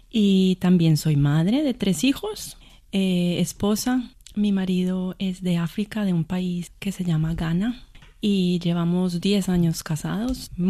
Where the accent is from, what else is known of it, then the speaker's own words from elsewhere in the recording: Colombia; soy colombiana.